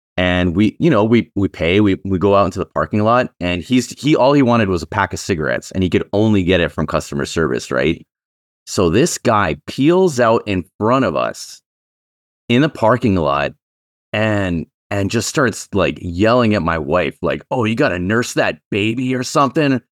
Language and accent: English; Canada; I'm actually a Canadian